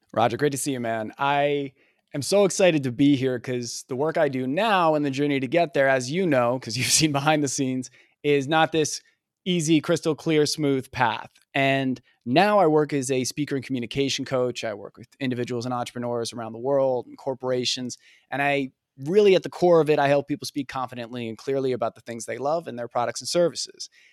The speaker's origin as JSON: {"language": "English", "region": "New Jersey", "country": "United States", "tie": "born or raised there", "said": "growing up in Jersey"}